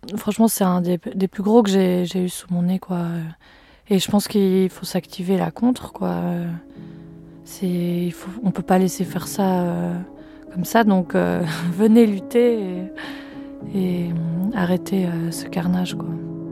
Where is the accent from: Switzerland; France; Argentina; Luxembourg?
Switzerland; Fribourg; moved away as an adult; je viens de Suisse, du canton de Fribourg